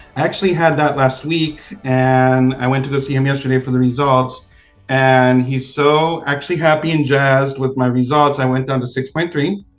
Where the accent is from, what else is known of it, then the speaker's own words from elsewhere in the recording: Pico Rivera, California, United States; moved away; I grew up in Pico Rivera